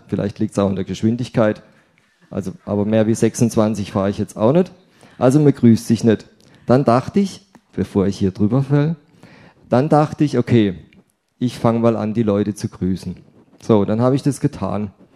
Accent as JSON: {"language": "German", "town": "Rheinau", "region": "Baden-Württemberg", "country": "Germany", "tie": "born or raised there", "moved": "yes", "lives_now": "Willstätt, Germany", "said": "Hallo nach Bische, meine alte Heimat, Rhein-Bischofsheim für das hochdeutsche"}